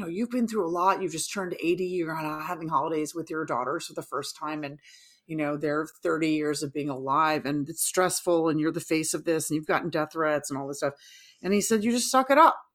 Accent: New York, United States; as a New Yorker myself

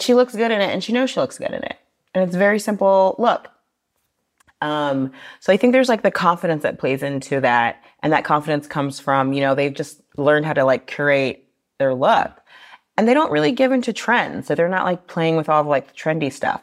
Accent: Austin, Texas, United States; now in Paris, France; I grew up in Austin, Texas.

